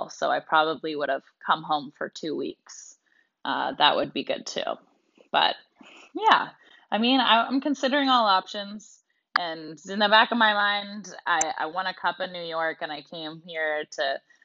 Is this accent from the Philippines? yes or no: no; Canada; moved away as an adult; also born or lived in United States / Russia; growing up in Canada